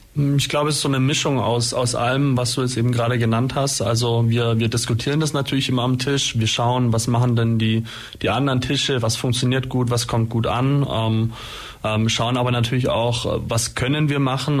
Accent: Holzheim, Germany; in meinem Heimatdorf beispielsweise Holzheim

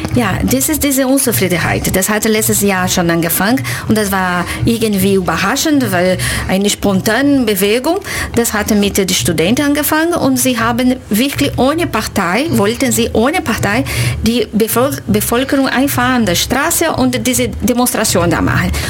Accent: Brazil; German is a second language; moved away as an adult; now in Ulm, Germany; Ich komme aus Brasilien und ich bin Dozentin für portugiesische Sprache in der Universität Ulm. Lebe hier seit uh, ungefähr zehn Jahren

